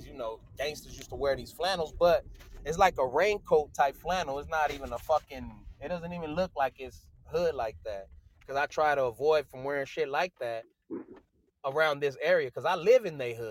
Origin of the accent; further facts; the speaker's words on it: Compton, California, United States; I'm not from LA, I'm from Compton